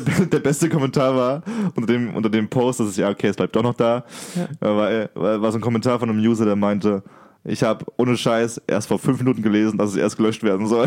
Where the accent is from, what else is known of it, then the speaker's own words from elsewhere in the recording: Germany; bei uns in Deutschland